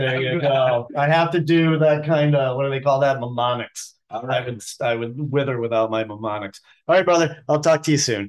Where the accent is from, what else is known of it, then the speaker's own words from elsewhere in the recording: Boston, Massachusetts, United States; moved away as an adult; now in Asheville, United States; I grew up in Boston